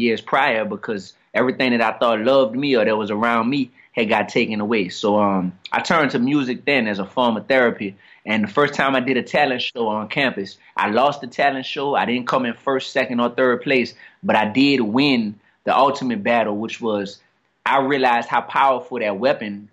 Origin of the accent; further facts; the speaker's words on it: New Orleans, Louisiana, United States; I grew up down here in New Orleans East